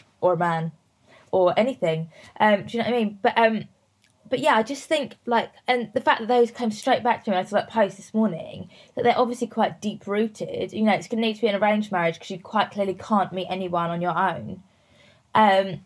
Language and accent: English; Worthing, South East England, United Kingdom; Worthing, so near Brighton, like right down on the south coast